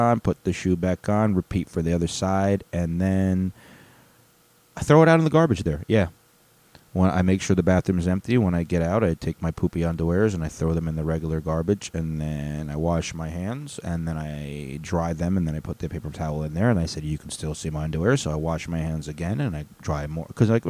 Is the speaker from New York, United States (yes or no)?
no; Chicago, Illinois, United States; I'm saying … lyrics because we're both from Chicago, even though you couldn't tell from my airplane.